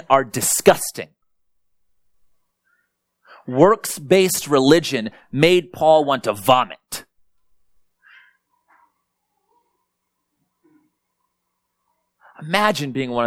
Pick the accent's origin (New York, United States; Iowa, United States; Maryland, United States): Iowa, United States; Springville; also born or lived in North Minneapolis; now in Minneapolis, United States; I grew up in Springville, Iowa, about an hour and 15 minutes south